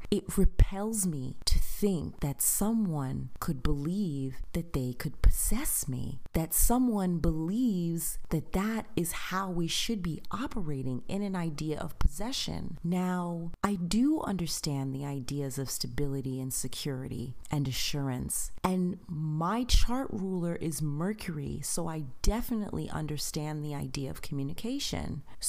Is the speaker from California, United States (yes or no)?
no; Long Island, New York, United States; also born or lived in Queens / New Jersey; I've lived in Queens. I have lived in New Jersey. I am from Long Island. Like, listen, I have moved around.